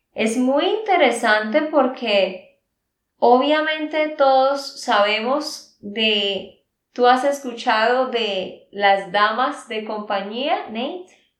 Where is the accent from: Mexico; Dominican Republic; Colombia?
Colombia; Santander; de Santander, Colombia